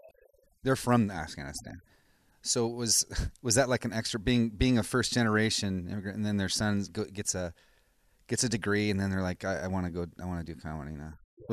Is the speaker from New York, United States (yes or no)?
no; Everett, Washington, United States; born there; That's where I was born. Providence and Everett. And I always say Seattle for very good reasons.